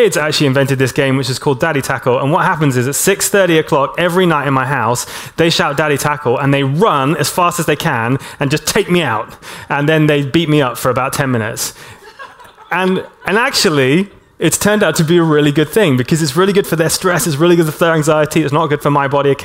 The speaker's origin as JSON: {"language": "English", "country": "Hong Kong", "tie": "born or raised there", "moved": "yes", "said": "I grew up in Hong Kong"}